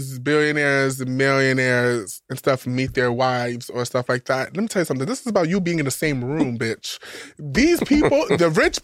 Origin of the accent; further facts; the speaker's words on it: New York, United States; I grew up in New York.